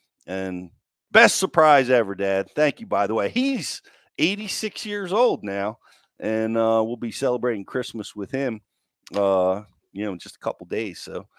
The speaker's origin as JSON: {"language": "English", "region": "Maryland", "country": "United States", "tie": "born or raised there", "said": "We had a split level house where I grew up in Maryland, right on the banks of the Potomac."}